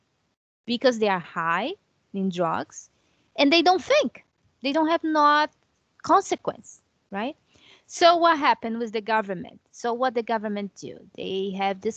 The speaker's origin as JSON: {"language": "English", "region": "Rio de Janeiro", "country": "Brazil", "moved": "yes", "said": "children in my country, Brazil. I'm from Rio."}